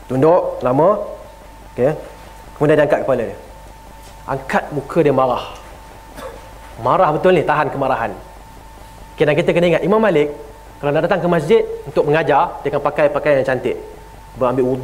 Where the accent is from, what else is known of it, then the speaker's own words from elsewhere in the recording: Selangor, Malaysia; okey di mana Sabah menang walaupun saya orang Selangor kan